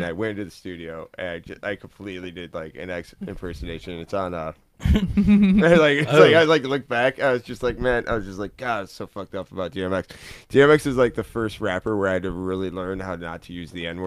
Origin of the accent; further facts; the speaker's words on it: Cleveland, Ohio, United States; moved away; also born or lived in Portland, Oregon; I grew up in Cleveland during the crack episode